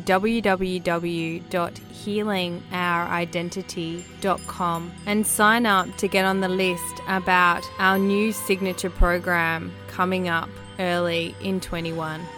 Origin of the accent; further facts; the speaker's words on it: Australia; Growing up in Australia